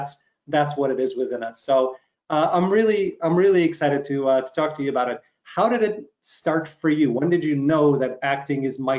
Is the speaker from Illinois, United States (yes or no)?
yes; Chicago, Illinois, United States; you're from Chicago, I'm from Chicago.